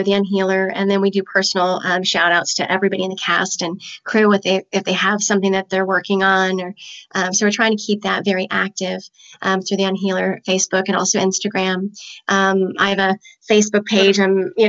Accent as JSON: {"language": "English", "town": "Chandler", "region": "Arizona", "country": "United States", "tie": "born or raised there", "said": "I live in Arizona"}